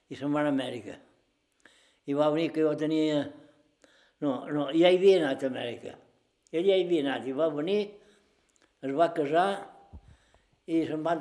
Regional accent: Balearic Islands, Spain; Som mallorquins.

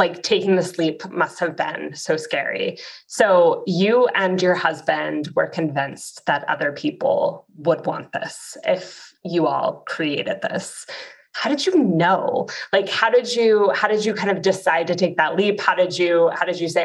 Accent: Dallas, Texas, United States; I'm from Dallas.

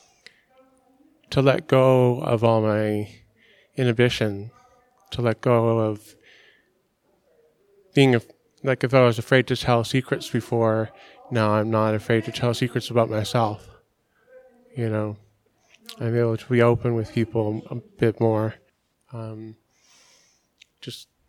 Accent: Toronto, Ontario, Canada; I was born here in Toronto. Started out in North York. And in my teens, moved to the Danforth with my parents, and at 22, moved out on my own and lived downtown

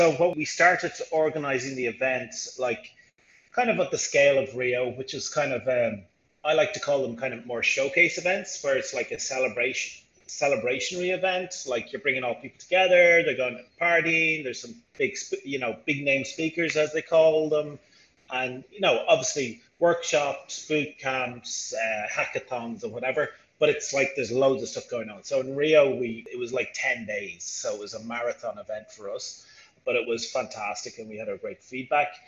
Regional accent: Ireland; moved away as an adult; now in Brazil; I'm originally from Ireland, but I'm in Brazil for 15 years

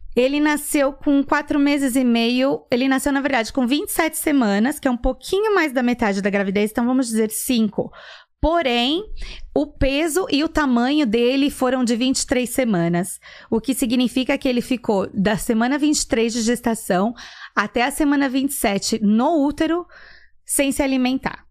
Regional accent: São Paulo, Brazil; now in Atlanta, United States; Sou de São Paulo. Hum. Na verdade, ABC Paulista

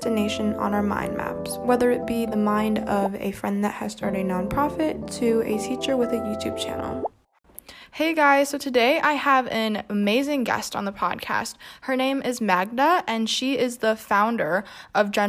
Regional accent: Michigan, United States; I'm from Michigan

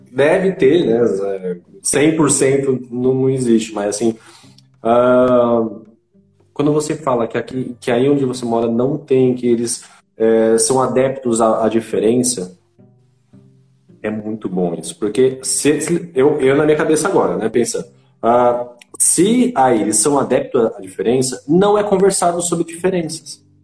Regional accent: Itanhaém, São Paulo, Brazil; moved away as an adult; now in Boituva, Brazil; eu só estou 10 anos aqui eu vivi minha vida inteira lá em Itanhaém, Baixada Santista

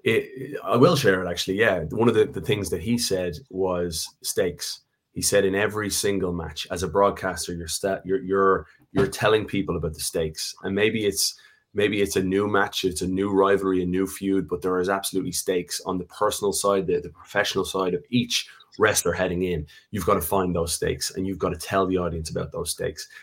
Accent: Ireland; moved away; we're a special country, that when we go away as Irish people, you always find that common bond

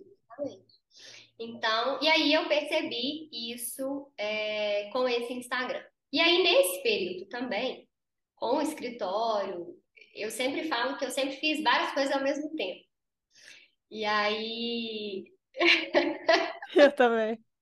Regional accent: Conselheiro Lafaiete, Minas Gerais, Brazil; moved away as an adult; now in Belo Horizonte, Brazil; eu sou do interior, eu sou de Lafayette, conselheiro Lafayette.

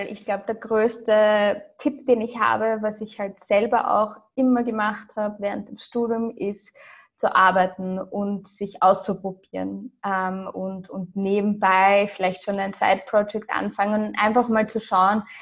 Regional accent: Austria; also born or lived in Ireland; Also ich bin, wie gesagt, in Irland und in Österreich aufgewachsen, bis zum zehnten Lebensjahr in Österreich, dann acht Jahre lang in Irland, dann wieder in Österreich.

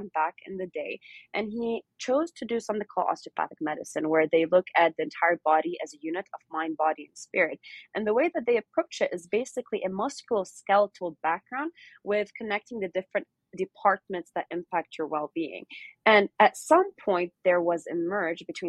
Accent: Lebanon; moved away as an adult; also born or lived in Newport Beach, California, United States / Davis, California, United States / Arizona, United States; now in United States; So I was born here in Newport Beach, and then I grew up in Lebanon. And in 2013, I moved back to the States.

